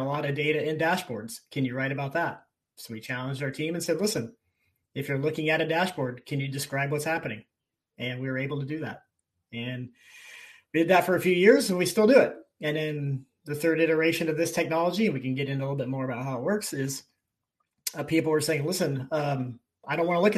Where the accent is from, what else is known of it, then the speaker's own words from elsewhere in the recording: Mount Pleasant, Iowa, United States; now in Chicago, United States; I grew up in Iowa, so a small world, about an hour